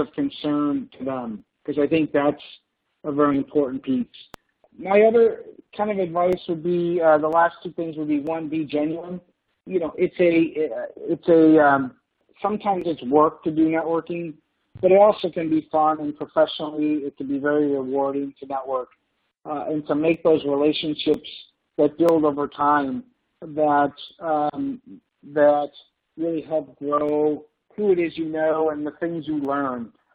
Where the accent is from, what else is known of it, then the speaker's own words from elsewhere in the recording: Buffalo, New York, United States; we grew up in Buffalo, New York